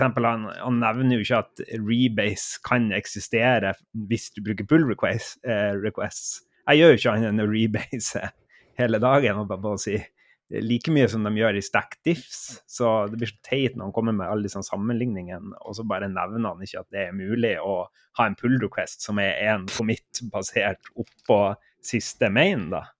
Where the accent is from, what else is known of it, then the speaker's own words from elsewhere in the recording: Harstad, Troms, Norway; accent: Harstad dialect; min dialekt eh, kommer fra nord for polarsirkelen. ved starten av vakre eh, Lofoten. Der ligger Harstad som en liten basecamp. Der, der kommer min dialekt ifra.